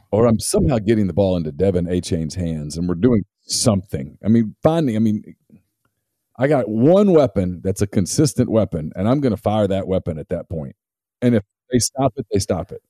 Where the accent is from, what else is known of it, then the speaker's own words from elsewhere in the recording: Louisiana, United States; growing up in Louisiana